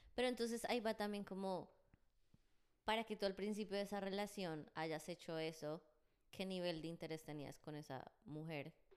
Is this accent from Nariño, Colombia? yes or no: no; Bogotá, Colombia; accent: Rolo; Yo soy de Bogotá